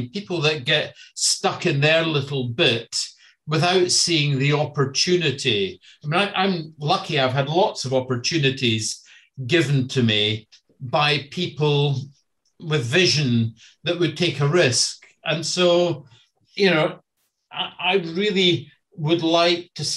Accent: Scotland, United Kingdom; moved away; I grew up and in Scotland in the 70s

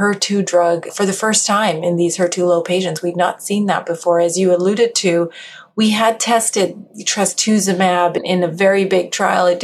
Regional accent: Western Canada, Canada; moved away as an adult; also born or lived in Edmonton; I started in Canada. I'm Canadian. Western Canada as well.

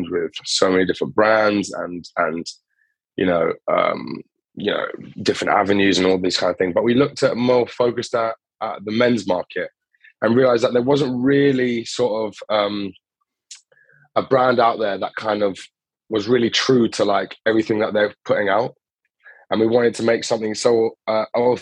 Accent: Cambridge, East of England, United Kingdom; moved away as an adult; also born or lived in Greece; now in London, United Kingdom; I was born in Greece, grew up in Cambridge, and then now I'm based in London.

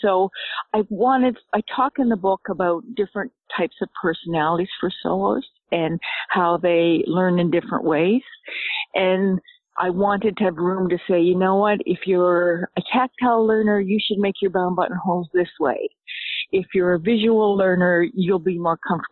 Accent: Canada; also born or lived in Nova Scotia; I'm Canadian. I live in Nova Scotia

